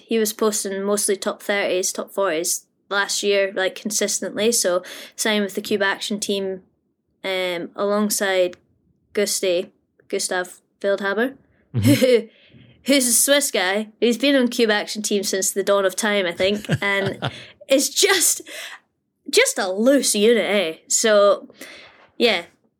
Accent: Australia; For these Tassie rounds, being an Aussie, you know, like gotta get into those races.

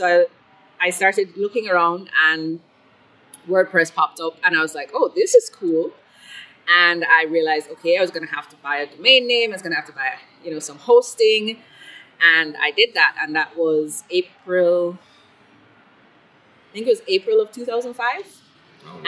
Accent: Kingston, Jamaica; also born or lived in Scotland / Belgium / Miami / Italy; I spent most of my life in Jamaica, in Kingston, Jamaica, the capital

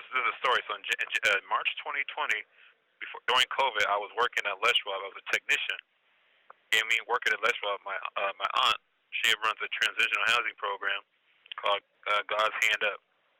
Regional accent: Seattle, Washington, United States; I am from Seattle, Washington. I'm in custody of the BOP in Mendota FCI in Mendota, California.

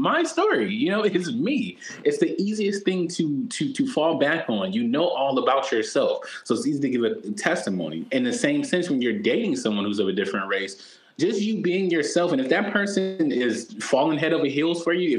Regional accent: United States; I'm American

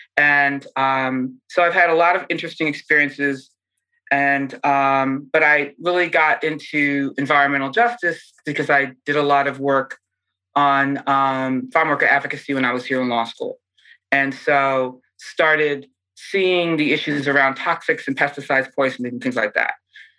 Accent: Pennsylvania, United States; also born or lived in Ohio, United States / Massachusetts, United States; And I grew up in Pennsylvania and Ohio and Massachusetts.

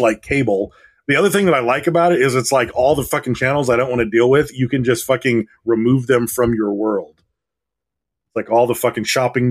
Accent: Detroit, Michigan, United States; moved away as an adult; now in California, United States; I was born in Detroit.

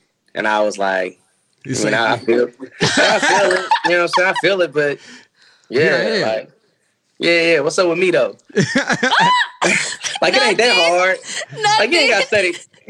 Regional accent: Nashville, Tennessee, United States; I'm from Nashville.

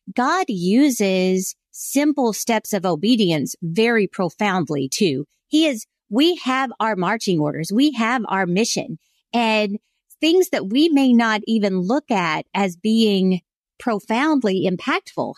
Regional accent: South Carolina, United States; born or raised there

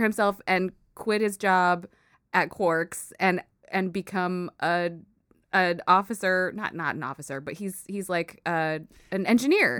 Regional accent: United States; I was born here in the States, and I grew up with Filipino culture around me a lot, but I'm an American person

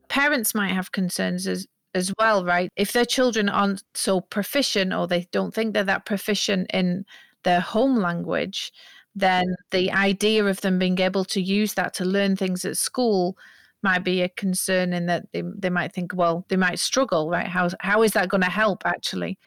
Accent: United Kingdom; moved away; I'm British, but I've lived long enough outside

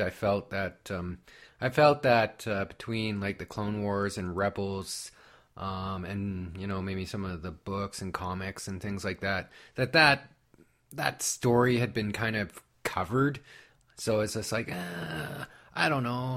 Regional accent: Canada; I'm from Canada

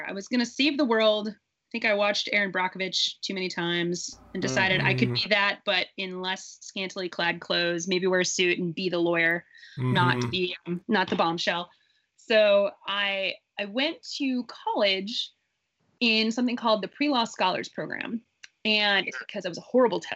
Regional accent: Midwest, United States; I grew up in the Midwest.

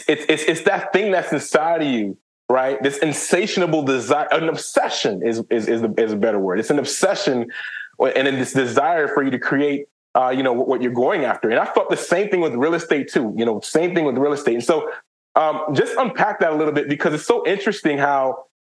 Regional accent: Haiti; I'm from Haiti

